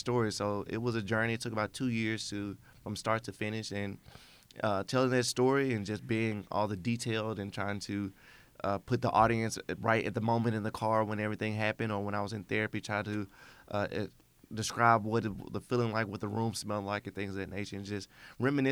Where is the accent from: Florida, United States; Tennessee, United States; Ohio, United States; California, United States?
Tennessee, United States; Memphis; I'm born and raised in Memphis, Tennessee.